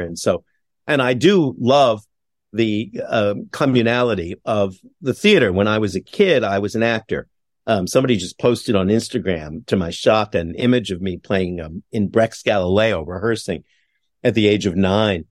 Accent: Montreal, Quebec, Canada; my hometown of Montreal

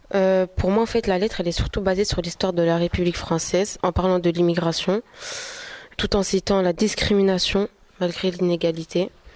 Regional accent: Algeria; en tant qu'Algérienne

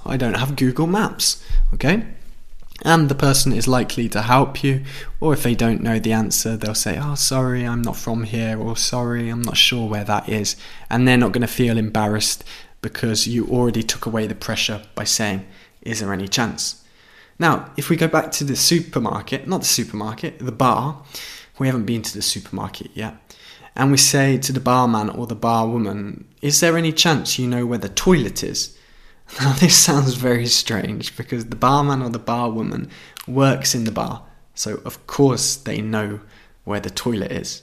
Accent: United Kingdom; where I'm from in the United Kingdom

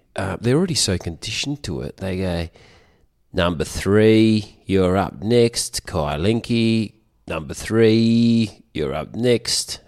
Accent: Australia; I am such an Aussie bloke.

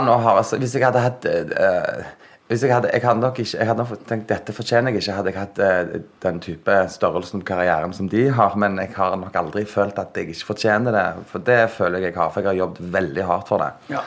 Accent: Sandnes, Rogaland, Norway; Jeg er fra Hana

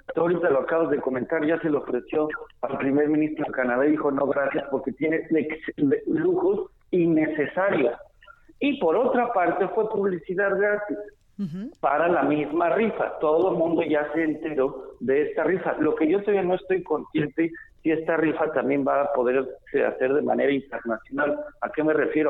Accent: Mexico; como muchos mexicanos

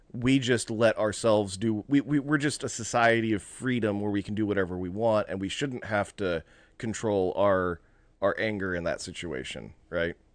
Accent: United States; as Americans

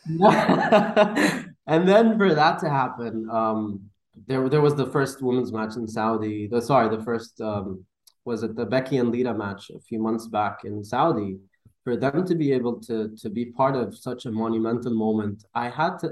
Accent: Dubai, United Arab Emirates; I'm from Dubai

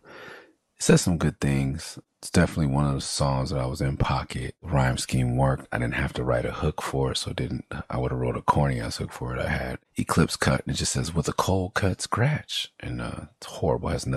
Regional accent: Los Angeles, California, United States; also born or lived in San Fernando Valley, California; growing up in Midtown, being born on Pico and Carmona

